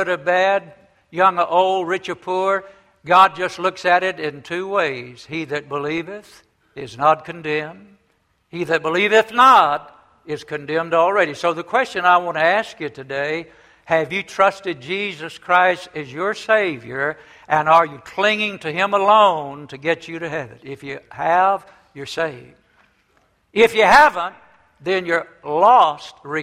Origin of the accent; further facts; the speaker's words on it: the South, United States; When I was a young boy growing up many years ago, I grew up in the South